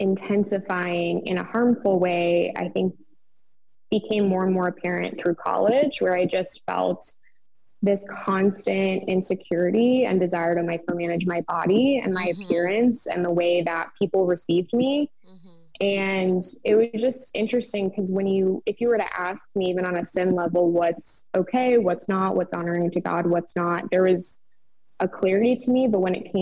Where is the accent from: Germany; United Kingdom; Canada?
Canada; Nova Scotia; I am also Canadian. For those who don't know, I'm actually from Nova Scotia, Canada